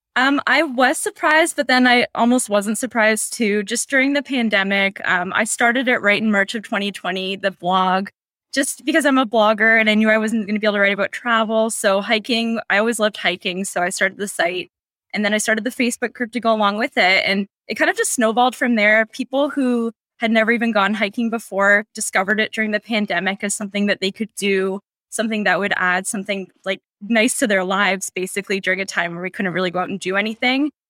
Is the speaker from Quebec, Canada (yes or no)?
no; Dundas, Ontario, Canada; I'm originally from Dundas